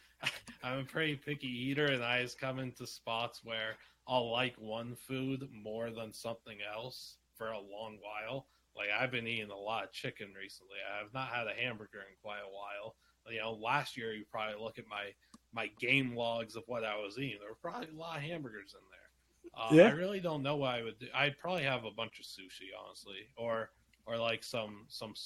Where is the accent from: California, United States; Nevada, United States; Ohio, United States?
Nevada, United States; Las Vegas; I'm like the only kid in Vegas that's doing that at that point